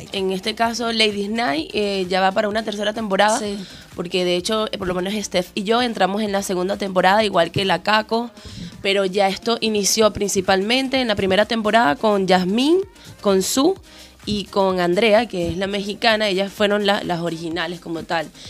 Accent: Coro, Falcón, Venezuela; now in Chile; Yo soy de Coro

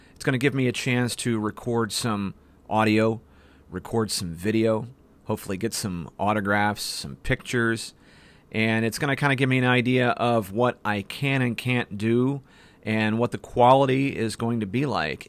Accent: Ohio, United States; That's my home state

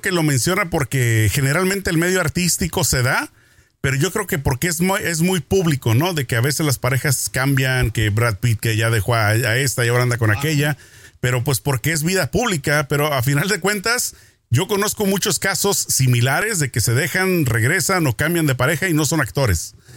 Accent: Mexico; yo crecí en México

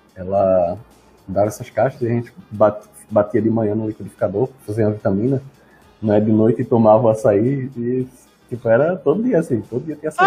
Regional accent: Recife, Pernambuco, Brazil; also born or lived in São Paulo; eu sou, sou, de Recife

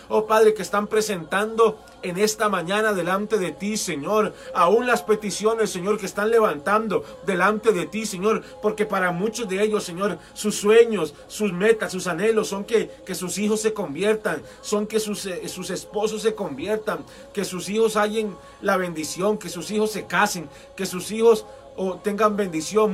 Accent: Costa Rica; como decimos aquí en Costa Rica

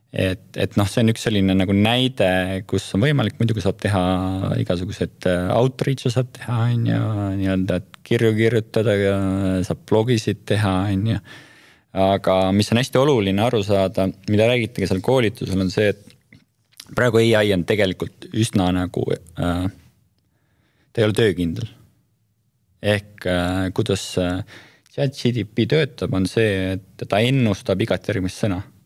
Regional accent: Estonia; me oleme Eestist

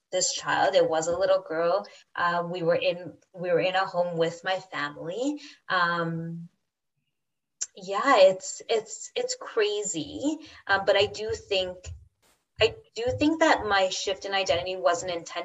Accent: Trinidad & Tobago; now in Canada; we're Trinidadian, we live here in Canada

